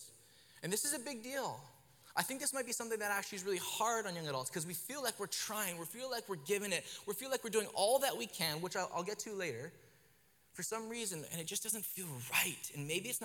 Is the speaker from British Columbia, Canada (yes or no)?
yes; Kelowna, British Columbia, Canada; where I grew up in Kelowna